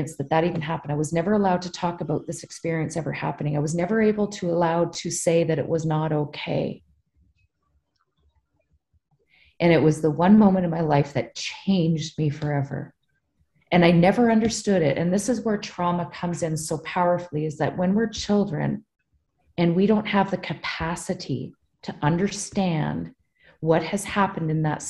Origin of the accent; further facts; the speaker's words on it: British Columbia, Canada; also born or lived in New Brunswick; I went to BC and I grew up out west.